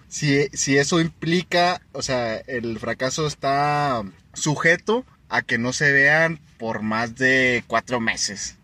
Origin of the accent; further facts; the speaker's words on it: Chihuahua, Mexico; nosotros somos de Chihuahua